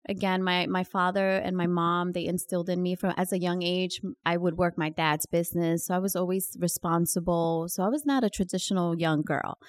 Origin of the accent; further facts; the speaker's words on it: New York, United States; also born or lived in Dominican Republic / Queens, New York; growing up in New York and Washington Heights